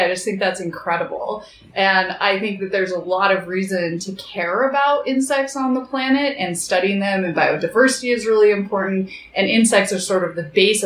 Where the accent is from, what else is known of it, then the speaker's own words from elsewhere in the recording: Idaho Falls, Idaho, United States; moved away as an adult; now in Bozeman, United States; I grew up in Idaho Falls, where my dad was the chief scientist at a nuclear research facility.